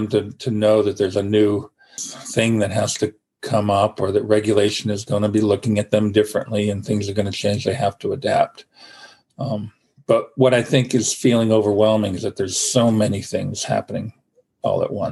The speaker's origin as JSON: {"language": "English", "region": "Vermont", "country": "United States", "tie": "born or raised there", "moved": "yes", "lives_now": "Maine, United States", "said": "I grew up in Vermont"}